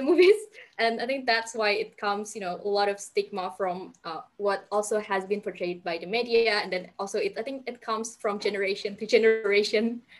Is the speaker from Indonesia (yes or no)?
yes; Indonesia; I'm from Indonesia